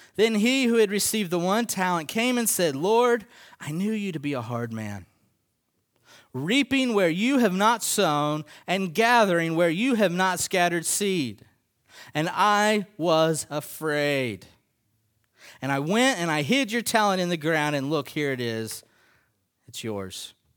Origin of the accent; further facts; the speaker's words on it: United States; as American Christians